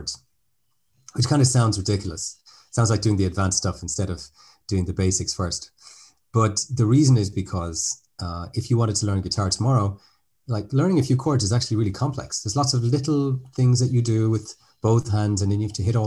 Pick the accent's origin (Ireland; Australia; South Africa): Ireland; now in France; I'm speaking to you from France today, but as the name might suggest, I'm actually Irish